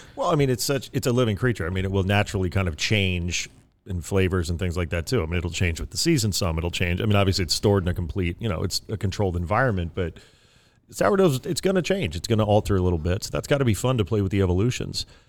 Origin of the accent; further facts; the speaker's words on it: East Coast, United States; now in California, United States; I'm from the East Coast originally, you know, the land of pies, New York City